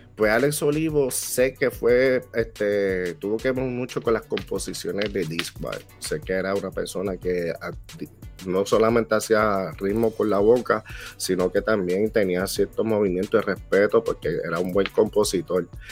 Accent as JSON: {"language": "Spanish", "town": "Toa Baja", "country": "Puerto Rico", "tie": "born or raised there", "also_born_or_lived": "Bronx, New York, United States", "moved": "as an adult", "lives_now": "Florida, United States", "said": "De ahí me mudé, me mudé para Puerto Rico y pues me crié en el barrio Campanilla de Tua Baja"}